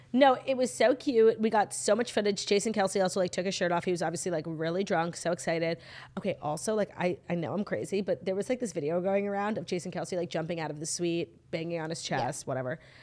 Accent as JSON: {"language": "English", "region": "New York", "country": "United States", "said": "I'm from New York"}